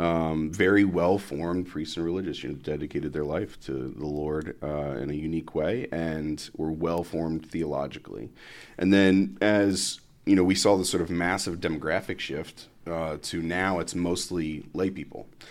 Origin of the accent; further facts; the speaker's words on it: Columbus, Ohio, United States; moved away as an adult; also born or lived in South Florida / Dayton, Ohio; I'm originally from Columbus, Ohio. So I was, uh, raised in Columbus